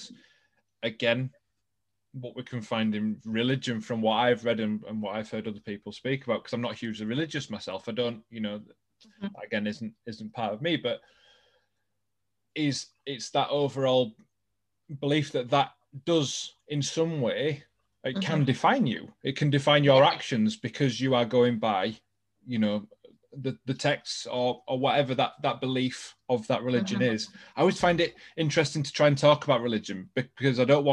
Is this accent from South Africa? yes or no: no; England, United Kingdom; I'm English born and bred